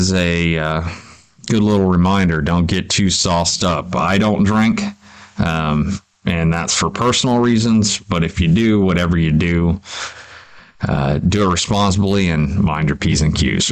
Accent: United States; I'm just a Yank. I'm just an American

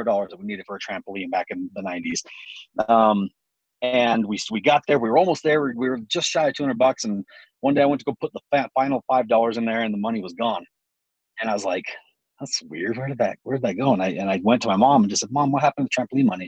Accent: Utah, United States; also born or lived in Cumberland, Maryland; I was born in Cumberland, Maryland, where they were stationed at the hospital for a while. I only lived there for 6 weeks until my family moved back to Utah.

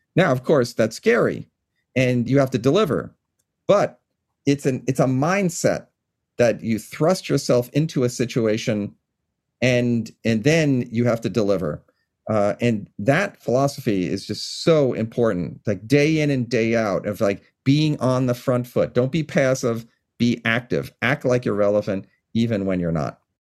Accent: Long Island, New York, United States; now in Washington, United States; from where I grew up on Long Island in New York

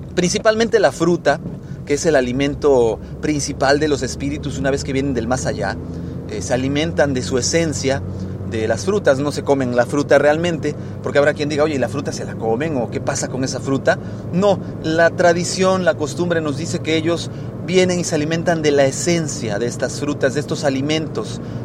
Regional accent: Mexico; en mi país, México, eh, donde yo, yo soy originario

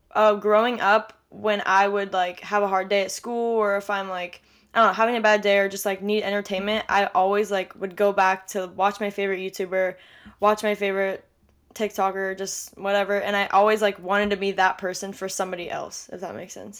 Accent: Orange County, California, United States; I'm from Orange County, California, born and raised here

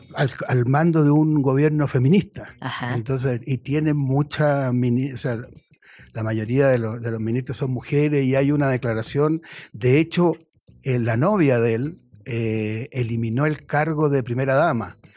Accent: Chile; moved away; yo vengo de un país de Chile

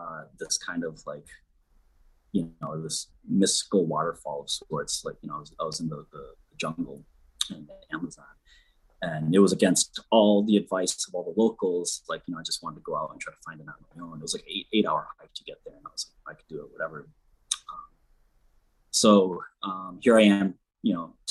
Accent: Millington, Michigan, United States; growing up in Millington

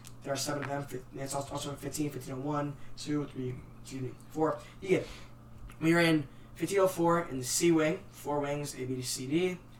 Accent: Morris, Illinois, United States; Me, myself, from Morris.

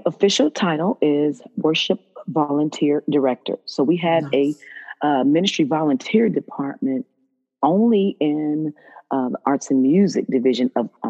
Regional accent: Dayton, Ohio, United States; moved away as an adult; now in Dallas, United States; Yes, I'm from Dayton.

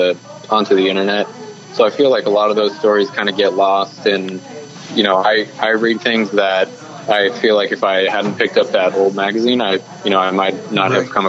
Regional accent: Phoenix, Arizona, United States; I was born and raised in Phoenix, and so I kind of, you know, grew up in the desert, grew up thinking like, you know, the West is, it's awesome because that's, you know, what I was raised in.

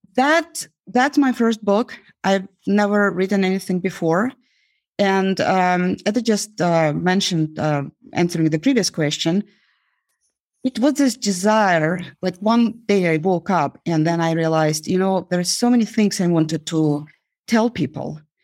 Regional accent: Uzbekistan; now in United States; growing up in Uzbekistan

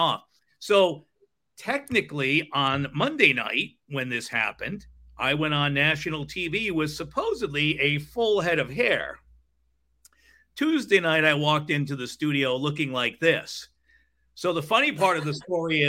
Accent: Rhode Island, United States; moved away; also born or lived in Fort Lauderdale, Florida / Alaska; I grew up in Rhode Island

